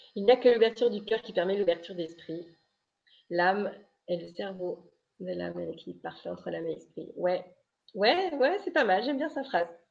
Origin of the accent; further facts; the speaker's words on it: Brittany, France; je suis bretonne